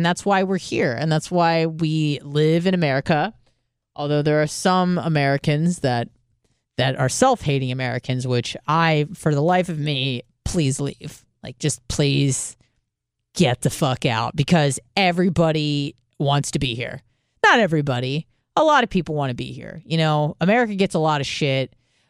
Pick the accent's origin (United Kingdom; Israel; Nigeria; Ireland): Israel; born there; I was born in Israel and Jewish culturally and ethnically, although non-practicing. But that doesn't mean I don't have a connection to the place.